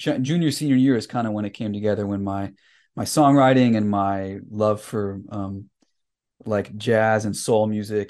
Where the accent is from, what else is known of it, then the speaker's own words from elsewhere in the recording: Salinas, California, United States; I grew up in Salinas, California.